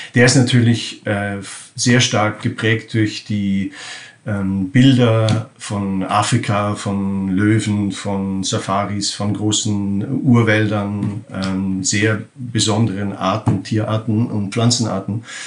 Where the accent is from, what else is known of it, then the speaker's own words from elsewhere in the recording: Germany; now in Netherlands; ich bin in Deutschland aufgewachsen